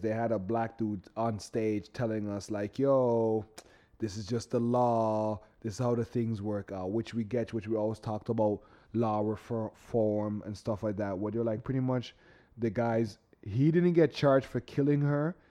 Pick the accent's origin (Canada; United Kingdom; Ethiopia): Canada; us Canadian